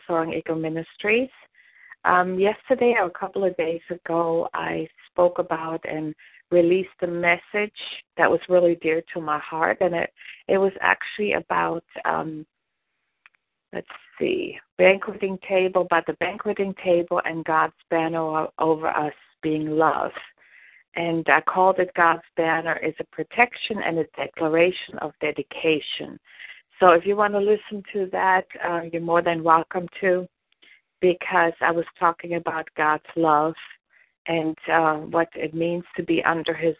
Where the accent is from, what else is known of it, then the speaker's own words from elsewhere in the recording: Germany; moved away; I grew up in Germany and our family had vineyards